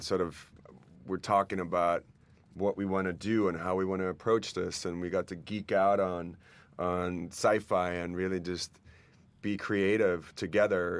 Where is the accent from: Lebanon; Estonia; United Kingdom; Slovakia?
Estonia; moved away; I grew up in Estonia in the Soviet times